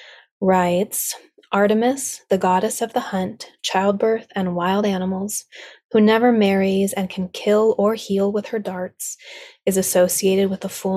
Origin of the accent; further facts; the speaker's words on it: South Lake Tahoe, California, United States; now in Sierra foothills, United States; my hometown of South Lake Tahoe